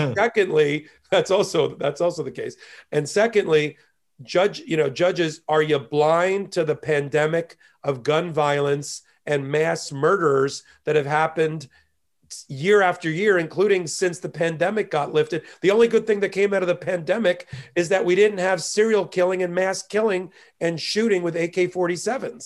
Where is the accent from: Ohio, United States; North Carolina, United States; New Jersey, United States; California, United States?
New Jersey, United States; near Asbury Park; moved away as an adult; also born or lived in Miami, Florida; now in New York, United States; I was born and raised an hour south of Manhattan in a little town next to Asbury Park, New Jersey